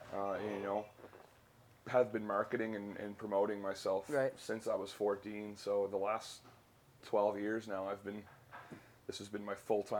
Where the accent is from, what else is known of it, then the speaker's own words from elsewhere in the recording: Sydney Mines, Nova Scotia, Canada; now in Halifax, Canada; born and raised in Sydney Mines in Cape Breton.